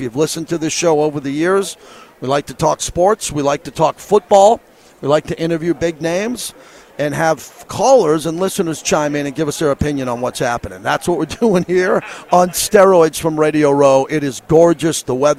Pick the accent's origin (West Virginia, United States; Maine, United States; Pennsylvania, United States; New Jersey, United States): Pennsylvania, United States; Philadelphia; Two teams that I don't like, one that I grew up hating in Philadelphia